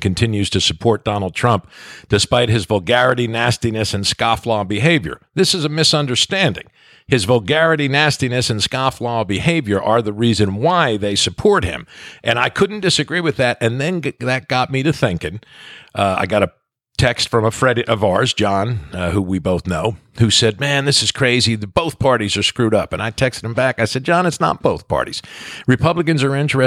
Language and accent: English; New Jersey, United States; I'm from New Jersey.